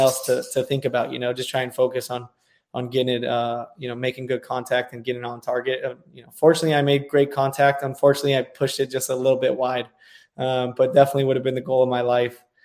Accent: California, United States; also born or lived in Washington, D.C.; now in Dallas, United States; I'm from California

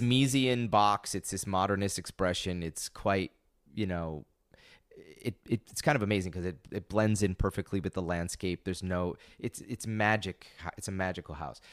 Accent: Binghamton, New York, United States; I grew up in upstate New York. I grew up in Binghamton.

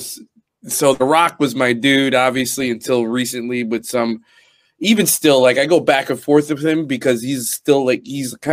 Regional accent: United States; Be proud that you're a fucking American

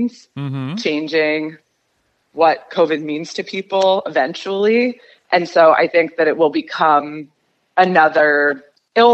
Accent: New York City, New York, United States; also born or lived in Berlin; now in Los Angeles, United States; I grew up in New York, and my brother and I both moved

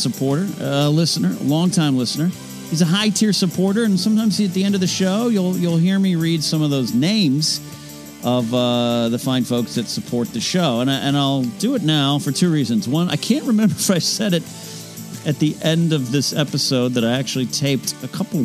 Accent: Central Coast, California, United States; now in Burbank, United States; when I go up to the Central Coast, my hometown, my neck of the woods

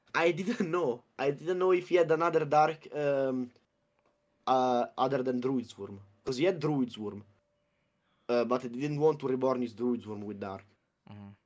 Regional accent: Abruzzo, Italy; it's Abruzzo

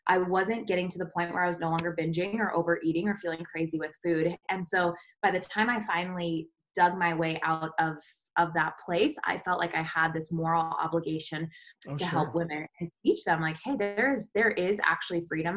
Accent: Colorado, United States; I grew up in Colorado in a small little mountain town

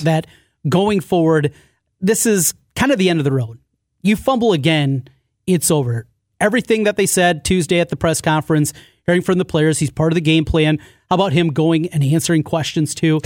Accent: Osage, Iowa, United States; I grew up in Osage.

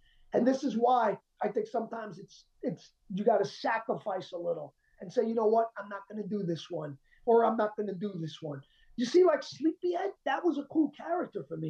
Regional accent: Colombia; I'm Colombian. I'm South American

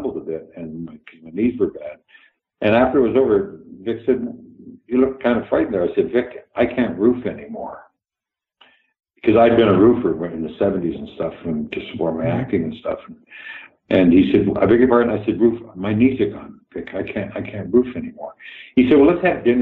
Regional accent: Canada; moved away; Canada was a very, very green, very new place, and I'm so grateful I come from there.

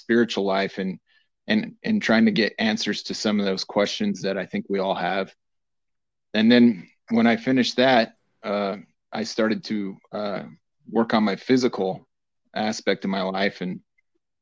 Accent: Lander, Wyoming, United States; Growing up in Lander

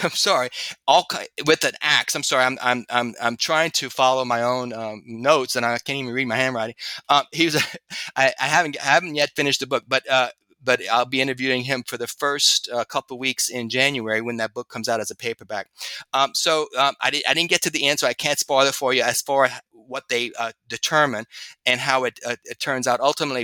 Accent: Louisiana, United States; my home state, Louisiana

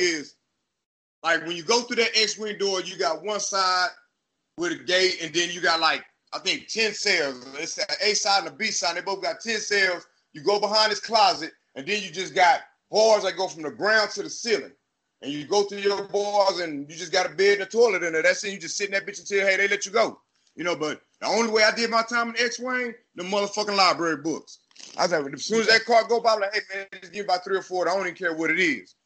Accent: Killeen, Texas, United States; also born or lived in Chicago / Austin, Texas; I was born in Chicago, but raised in a little city called Killeen, Texas.

